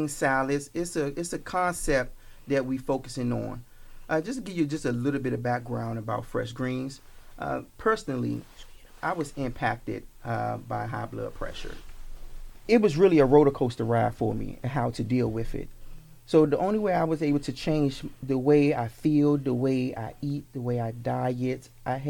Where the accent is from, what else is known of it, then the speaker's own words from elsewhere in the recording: Washington, District of Columbia, United States; moved away; also born or lived in Landover, Maryland; I'm actually born and raised in Washington, D.C., Southeast.